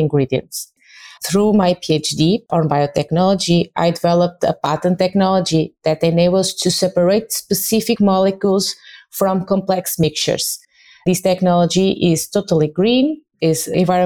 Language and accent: English; Portugal; I'm from Portugal